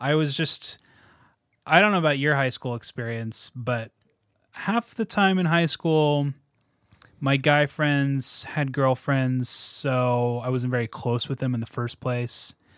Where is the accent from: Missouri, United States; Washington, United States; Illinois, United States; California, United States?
Washington, United States; my parents decided we need to move to Washington